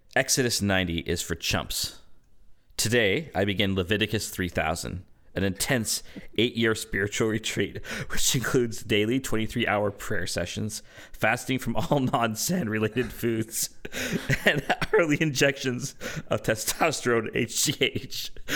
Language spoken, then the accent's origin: English; Canada; I'm a Canadian